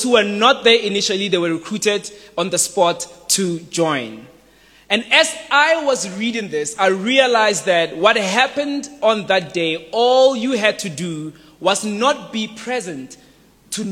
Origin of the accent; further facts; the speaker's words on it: South Africa; as a South African youth